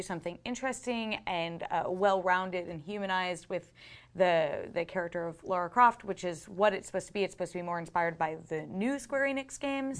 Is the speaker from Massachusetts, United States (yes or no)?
yes; Boston, Massachusetts, United States; we are both both from Boston